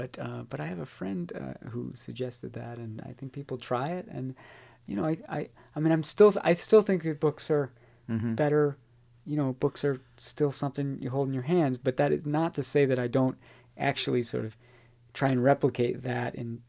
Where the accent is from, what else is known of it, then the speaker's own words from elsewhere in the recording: Chicago, Illinois, United States; I give a lot of nods to Bello in the book because I'm a Chicagoan and I learned a great deal about not just about Chicago